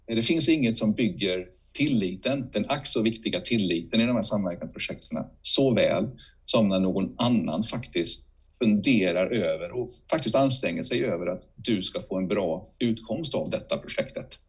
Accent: Bankeryd, Jönköping County, Sweden; moved away; also born or lived in Huskvarna; min hemort i Huskvarna. Eller Bankeryd med mina föräldrar har flyttat till Huskvarna

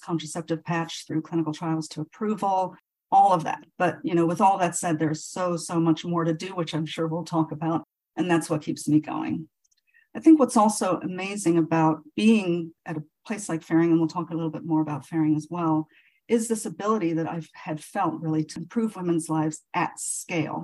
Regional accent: Nigeria; moved away as an adult; now in United States; I was actually born and raised in Nigeria

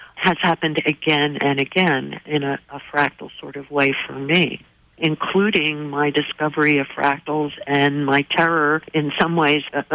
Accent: New Jersey, United States; When I was younger, I grew up in New Jersey

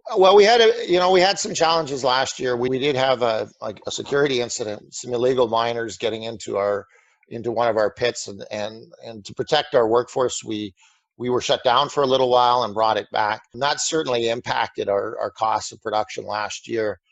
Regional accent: Canada; being a Canadian

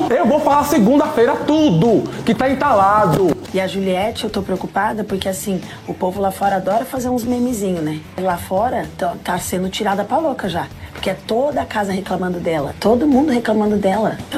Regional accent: Nova Iguaçu, Rio de Janeiro, Brazil; Do Nova Iguaçu.

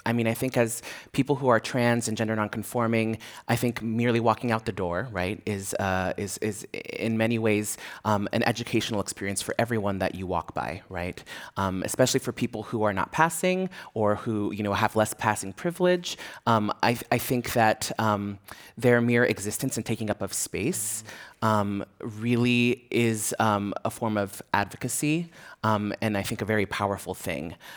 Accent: San Francisco, California, United States; I grew up here in San Francisco, so I feel very rooted here

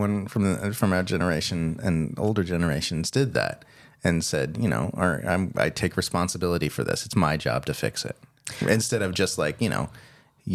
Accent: United States; moved away as an adult; now in Australia; I'm from the U.S. I came here to marry Caitlin

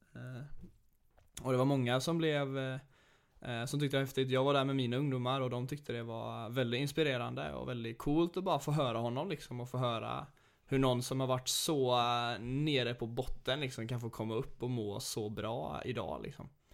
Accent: Sweden; vi som är svenskar

